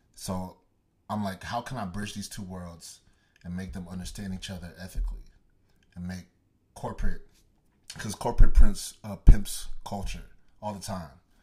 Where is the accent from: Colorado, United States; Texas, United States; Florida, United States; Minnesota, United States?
Texas, United States; Dallas; also born or lived in Nigeria; I was born and raised in Dallas, Texas, Garden specifically, and, um, I'm Nigerian, uh, Igbo boy